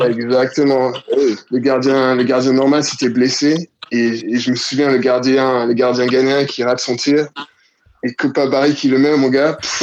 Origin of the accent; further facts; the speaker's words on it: Côte d’Ivoire; moved away as an adult; also born or lived in Paris, France; now in Sydney, Australia; À la base, je suis de Côte d'Ivoire, donc j'ai euh, grandi en Côte d'Ivoire